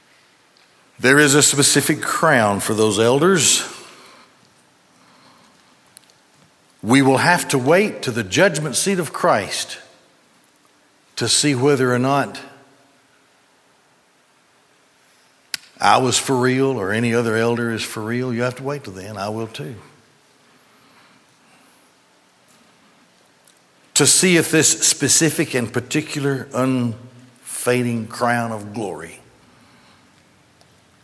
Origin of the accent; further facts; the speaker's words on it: Gadsden, Alabama, United States; I grew up in Gadsden, and the Goodyear plant pretty much controlled in those days, controlled the economy of Gadsden